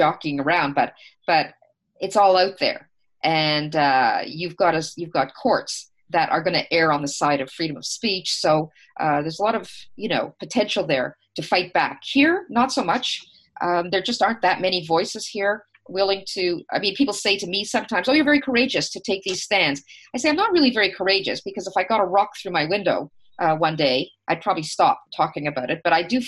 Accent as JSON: {"language": "English", "country": "Canada", "said": "us as Canadians"}